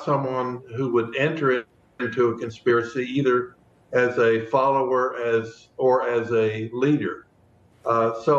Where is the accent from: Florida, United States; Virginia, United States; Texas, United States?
Texas, United States; Fort Worth; Fort Worth, which is my hometown